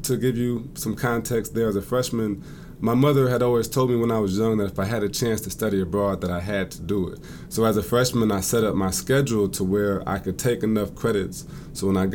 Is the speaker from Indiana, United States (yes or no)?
yes; South Bend, Indiana, United States; moved away as an adult; also born or lived in Oxford, Ohio; now in Hartsville, United States; I'm from South Bend, Indiana. I was born and raised there